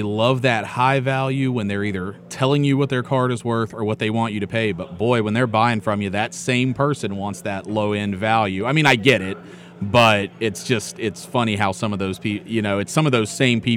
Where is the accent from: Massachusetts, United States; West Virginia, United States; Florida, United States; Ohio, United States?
West Virginia, United States; a kid growing up in West Virginia